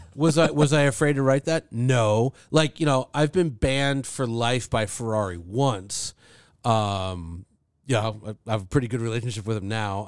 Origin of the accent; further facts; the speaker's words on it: Thousand Oaks, California, United States; I grew up in Thousand Oaks, which is, like, over the hill from Malibu